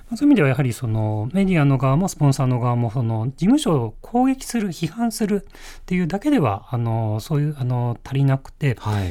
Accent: Yokohama, Kanagawa, Japan; 横浜出身で、えー、大学も東京で

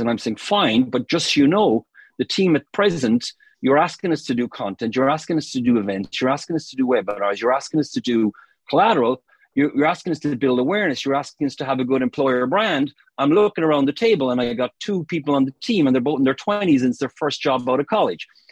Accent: Cork, Munster, Ireland; moved away as an adult; now in United Kingdom; I'm from Cork in Ireland originally

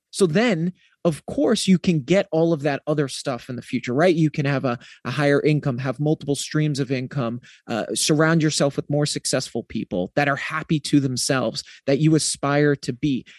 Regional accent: New England, United States; I'm from New England

